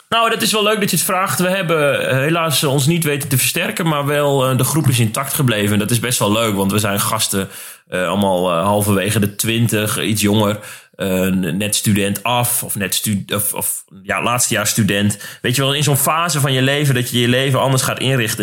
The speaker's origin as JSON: {"language": "Dutch", "region": "Drenthe", "country": "Netherlands", "said": "Ik kom uit Drenthe"}